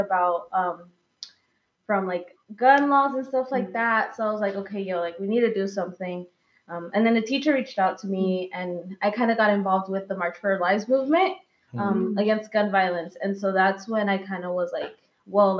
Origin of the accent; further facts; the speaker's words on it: Kansas City, United States; I'm from Kansas City, and I'm, like, proud of my hometown